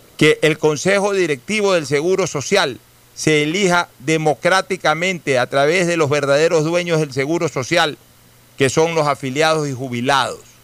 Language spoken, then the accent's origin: Spanish; Ecuador